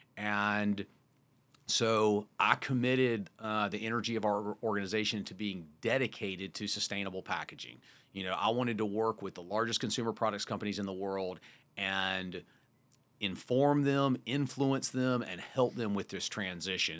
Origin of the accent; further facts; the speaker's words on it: Wrightsville Beach, North Carolina, United States; moved away; also born or lived in Park City; I grew up in Wrightsville Beach, North Carolina with sand and salt water